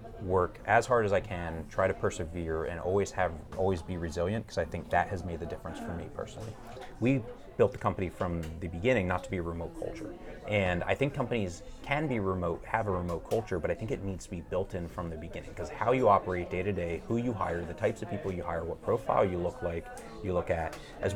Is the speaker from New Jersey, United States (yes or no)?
yes; New Jersey, United States; moved away as an adult; also born or lived in California; I grew up in New Jersey in the United States